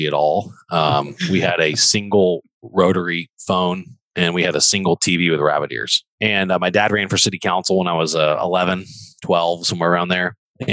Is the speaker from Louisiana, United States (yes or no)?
yes; Baton Rouge, Louisiana, United States; moved away as an adult; also born or lived in Texas; I am from Baton Rouge